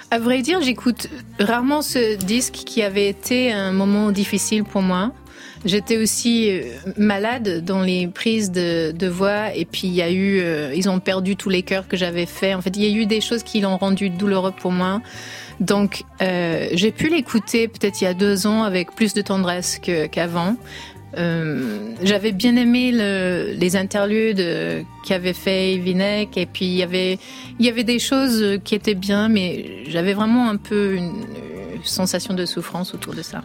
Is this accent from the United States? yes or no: yes; United States; étant américaine